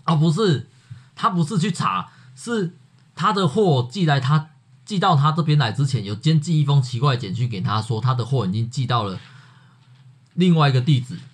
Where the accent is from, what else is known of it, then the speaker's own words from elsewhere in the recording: Yunlin County, Taiwan; 我是云林人